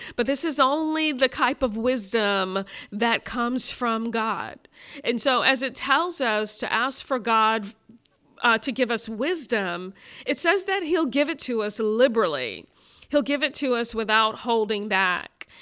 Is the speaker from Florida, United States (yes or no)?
no; Brooklyn, New York, United States; growing up in Brooklyn in the seventies and in the eighties